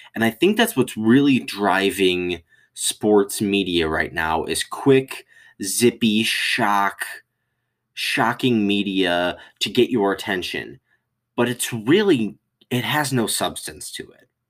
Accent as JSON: {"language": "English", "region": "Michigan", "country": "United States", "said": "I am from Michigan"}